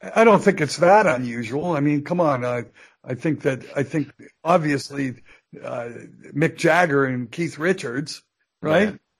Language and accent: English; Canada; here I am in the USA. I'm a Canadian citizen.